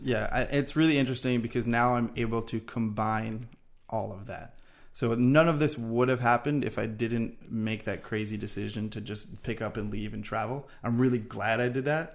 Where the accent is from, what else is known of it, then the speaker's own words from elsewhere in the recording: Long Island, New York, United States; moved away as an adult; also born or lived in Florida; I'm originally from Long Island, New York. We actually went to the same high school